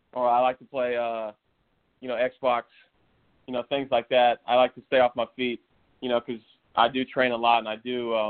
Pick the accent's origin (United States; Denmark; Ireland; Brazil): United States; Tampa, Florida; also born or lived in O'Neill, Nebraska; I moved to Tampa when I was 5 years old